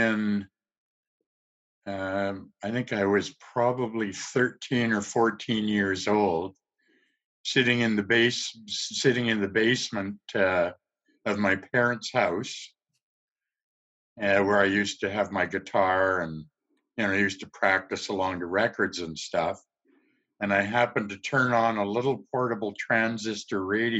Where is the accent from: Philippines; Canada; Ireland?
Canada; Gibsons, British Columbia; I grew up outside of Vancouver on a little peninsula. You had to take a ferry to get there.